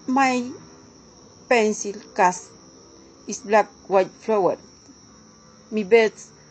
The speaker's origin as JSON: {"language": "English", "region": "Córdoba", "country": "Argentina", "second_language": "English", "said": "I am from Argentina and I live province of Cordoba."}